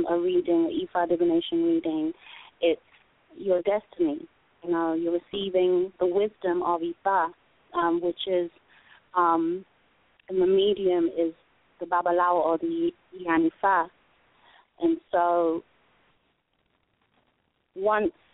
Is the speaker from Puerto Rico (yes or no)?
no; London, United Kingdom; moved away; I'm originally from London